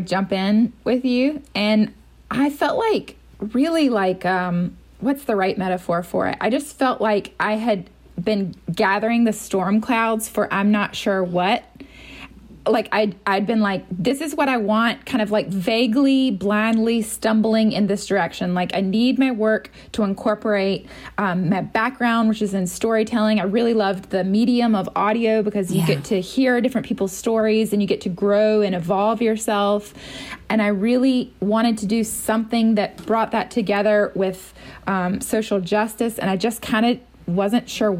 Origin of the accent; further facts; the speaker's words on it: North Carolina, United States; moved away as an adult; also born or lived in Boston / New York / Minnesota; I'm from North Carolina.